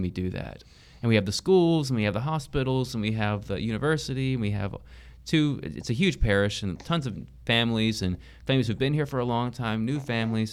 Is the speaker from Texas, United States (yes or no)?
yes; Tyler, Texas, United States; I grew up in the Tyler area and I grew up in East Texas